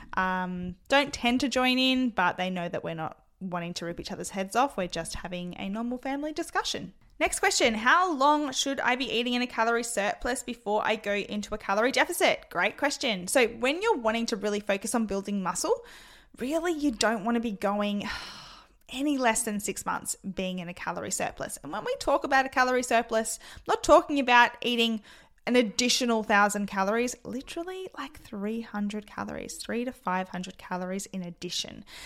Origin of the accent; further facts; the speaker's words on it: Adelaide, South Australia, Australia; I am from Adelaide, South Australia